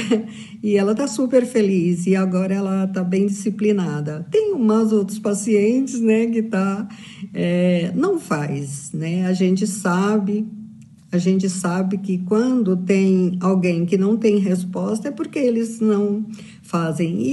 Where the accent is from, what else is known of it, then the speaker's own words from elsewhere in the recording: São Bernardo do Campo, São Paulo, Brazil; faço curso de naturopatia clínica funcional e sou de São Bernardo do Campo